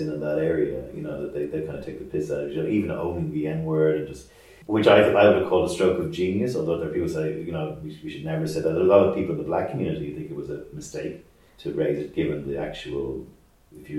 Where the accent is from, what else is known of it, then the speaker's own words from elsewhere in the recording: Dublin, Leinster, Ireland; moved away as an adult; now in Dublin, Ireland; my hometown, I was away for 21 years and I come back